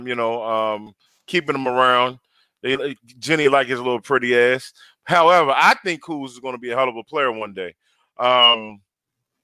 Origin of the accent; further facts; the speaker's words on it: Hyattsville, Maryland, United States; Hyattsville, Maryland, my hometown